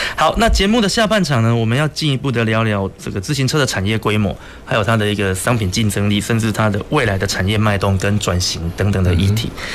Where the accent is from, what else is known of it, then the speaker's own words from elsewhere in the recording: Taiwan; 我是来自台湾